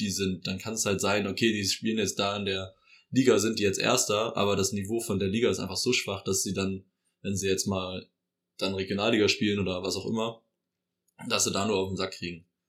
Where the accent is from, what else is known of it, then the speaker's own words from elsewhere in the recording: near Oldenburg, Lower Saxony, Germany; ich komme ja aus der Nähe von Oldenburg und ich verfolge auch immer so viel die heimatlichen Vereine